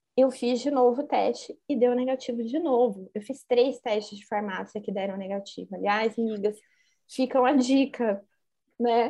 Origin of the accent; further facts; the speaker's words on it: Assis, São Paulo, Brazil; eu sou de Assis